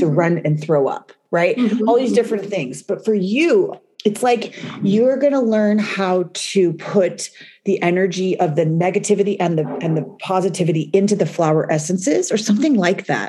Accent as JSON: {"language": "English", "country": "United States", "also_born_or_lived": "New York"}